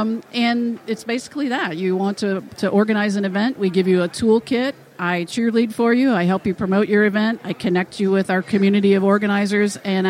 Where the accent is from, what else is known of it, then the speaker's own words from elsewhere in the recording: the South, United States; accent: southern; My southern accent